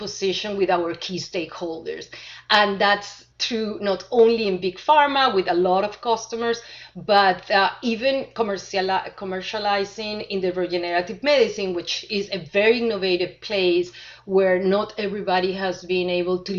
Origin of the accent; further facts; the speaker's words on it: Venezuela; moved away as an adult; also born or lived in Argentina / Chile / Switzerland; now in United States; originally, I was born in Venezuela, had my college degree from Venezuela